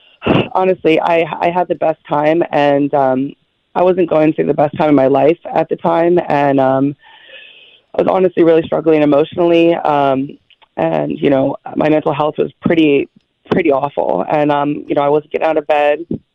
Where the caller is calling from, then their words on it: East Rochester, New York, United States; East Rochester.